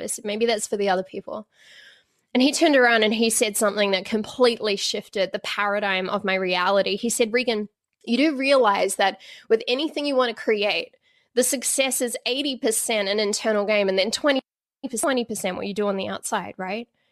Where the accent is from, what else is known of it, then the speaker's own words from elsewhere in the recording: Auckland, New Zealand; I grew up in Auckland, in New Zealand.